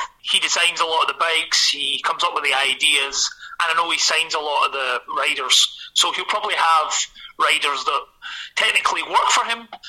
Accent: Glasgow, Scotland, United Kingdom; as you can hear from my accent, I am from Glasgow

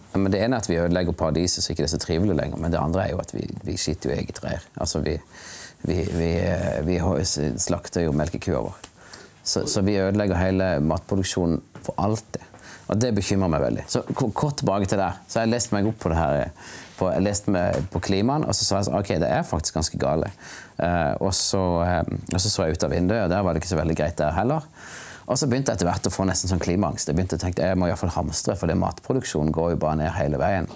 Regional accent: Kristiansand, Agder, Norway; also born or lived in New York; now in Gyland, Norway; jeg vokste opp i Kristiansand

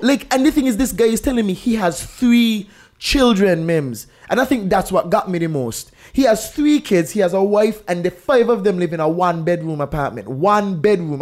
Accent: St. Kitts & Nevis; I'm from Saint Kitts

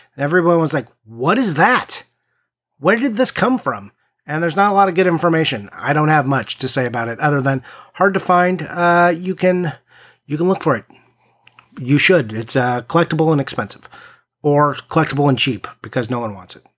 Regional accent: East Coast, United States; I'm from the East Coast

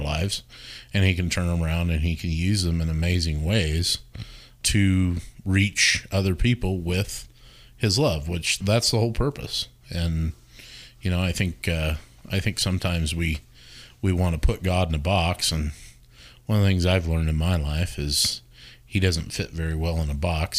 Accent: Wyoming, United States; moved away; I grew up in Wyoming and, uh, grew up in a very straight-laced, you know, religious church experience

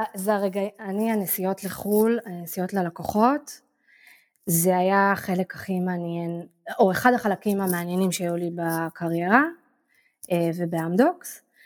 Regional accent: Israel; moved away as an adult; also born or lived in Tel Aviv, Israel / Barcelona, Spain; now in Ko Pha Ngan, Thailand; אני נולדתי בעיר וחייתי בתל אביב איזה 20 שנה לדעתי, או 15

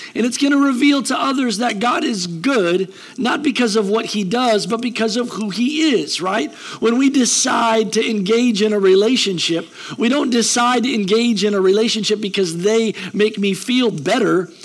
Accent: United States; We're American

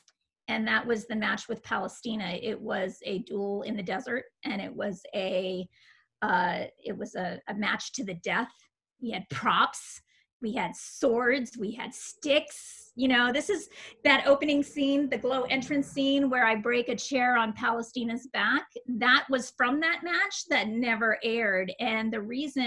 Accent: Las Vegas, Nevada, United States; I'm a Vegas girl, right? Like, I grew up in Las Vegas. I got there when I was in the third grade

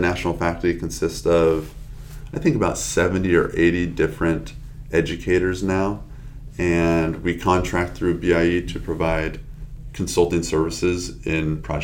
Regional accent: San Diego, California, United States; I'm born and raised in San Diego

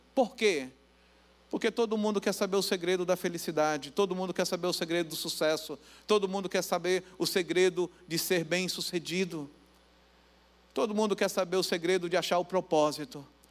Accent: Santo Amaro, Brazil; also born or lived in Santa Teresa (neighbourhood) / Serra; Eu nasci em Santo Amaro e morava no bairro Santa Teresa, bom da Serra também, nós moramos lá

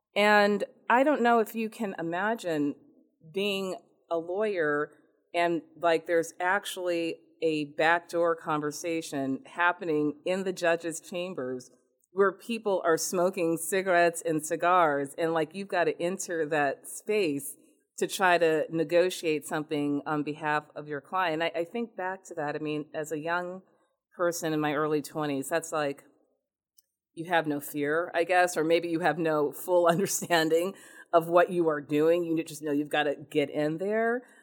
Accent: Newton, Massachusetts, United States; also born or lived in Richmond, Virginia / Louisiana / New Jersey; I grew up in Newton, Massachusetts

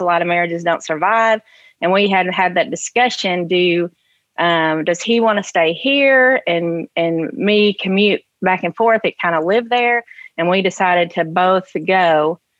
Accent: Sharon, Tennessee, United States; also born or lived in Chicagoland, Illinois; I grew up in Sharon, Tennessee

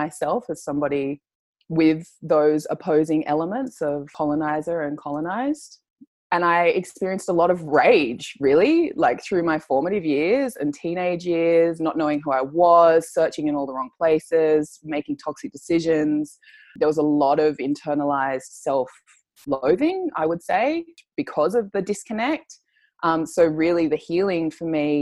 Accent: Sydney, New South Wales, Australia; I was born here in Australia, in Sydney

